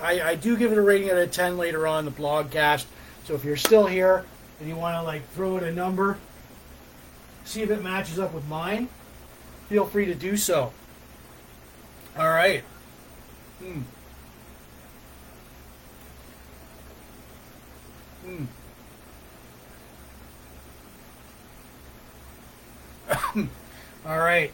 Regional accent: Port Elgin, Ontario, Canada; now in Sarnia, Canada; Port Elgin, Ontario, Canada. Port Elgin, my hometown

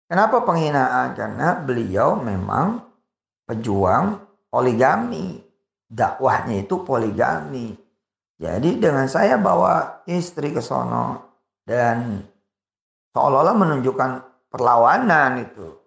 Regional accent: Jakarta, Indonesia; saya orang Betawi kulturnya kultur orang Betawi walaupun separuh saya Jawa, ayah saya Jawa, tapi saya dibesarkan, dilahirkan dus gede di Betawi.

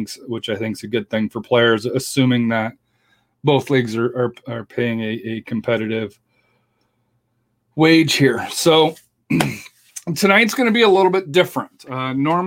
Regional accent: Colorado, United States; now in Texas, United States; I'm from Colorado.

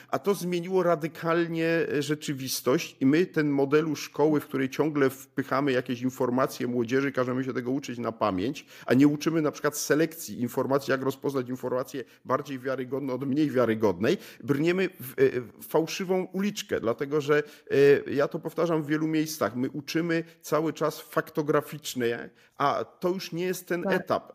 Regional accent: Poland

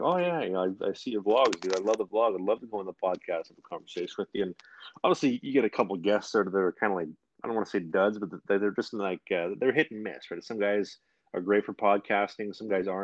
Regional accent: Winnipeg, Manitoba, Canada; I'm from Winnipeg

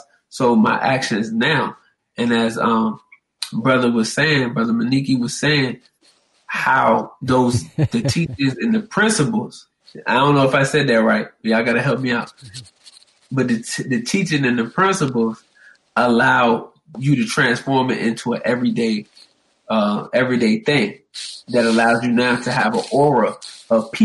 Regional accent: Richmond, Virginia, United States; moved away as an adult; now in Atlanta, United States; I'm originally from Richmond, Virginia.

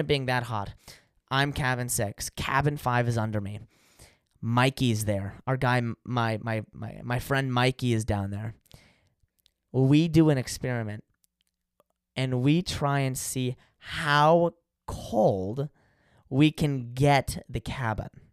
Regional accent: California, United States; I'm from California

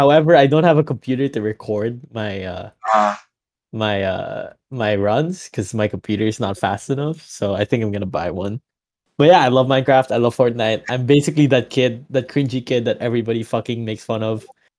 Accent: Manila, Metro Manila, Philippines; moved away as an adult; now in Abu Dhabi, United Arab Emirates; I'm an 18-year-old Filipino from the Philippines. I'm from Manila. Lived there all my life. I go to college in New York University Abu Dhabi. So for the past year, I've been studying in the United Arab Emirates.

